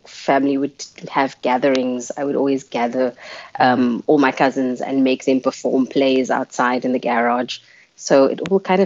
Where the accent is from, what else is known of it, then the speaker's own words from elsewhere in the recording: Cape Town, Western Cape, South Africa; first language Afrikaans; English is a second language; I grew up in Mitchell's Plain, and I'm the kid of two cops raised by police officers